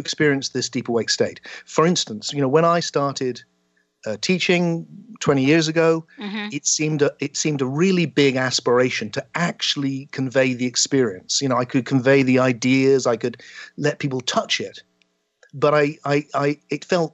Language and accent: English; South West England, United Kingdom; the small town I grew up in the West Country of England